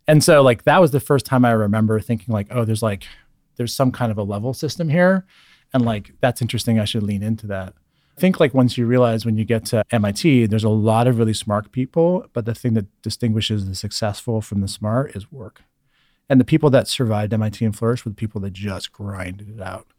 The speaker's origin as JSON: {"language": "English", "region": "Northern California", "country": "United States", "tie": "born or raised there", "also_born_or_lived": "Germany / Scotland / Monterey County", "said": "I grew up, like, in the countryside in Northern California"}